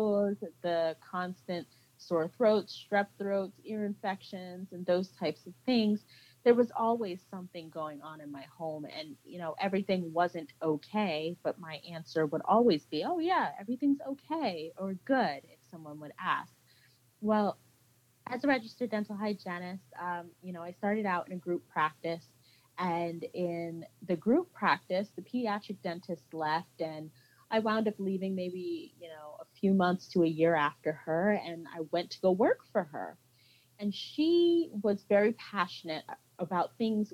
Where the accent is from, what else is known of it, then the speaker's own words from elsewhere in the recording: Central New Jersey, United States; moved away; So I am a Jersey girl. I was born and raised in New Jersey.